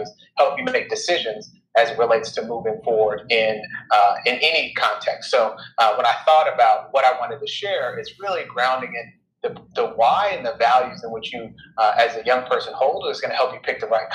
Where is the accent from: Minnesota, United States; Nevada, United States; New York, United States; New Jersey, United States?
Minnesota, United States; Minneapolis; now in Tulsa, United States; I am originally from Minneapolis, Minnesota. That's where I grew up.